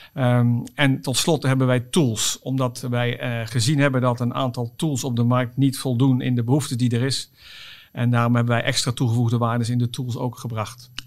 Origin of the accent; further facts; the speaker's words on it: Oss, North Brabant, Netherlands; het is niet Limburg, maar Brabant. Ik kom uit Os